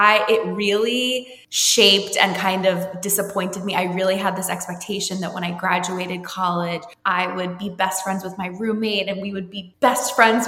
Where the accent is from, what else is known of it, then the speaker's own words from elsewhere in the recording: New Jersey, United States; And I grew up in New Jersey, but I moved a lot growing up.